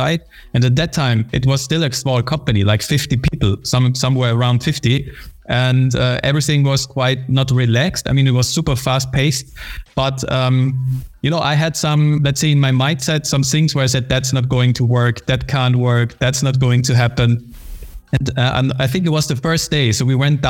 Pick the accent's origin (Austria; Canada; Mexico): Austria; moved away as an adult; also born or lived in United Kingdom; I was born and raised in Austria